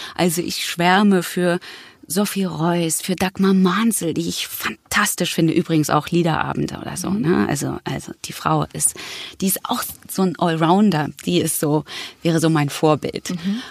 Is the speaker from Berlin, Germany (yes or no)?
yes; Berlin, Germany; geboren in Berlin-Mitte. Das war mein Kiez